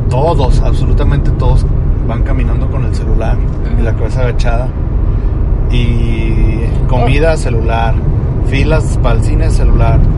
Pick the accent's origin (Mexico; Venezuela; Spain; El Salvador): Mexico; Pero me siento más mexicano.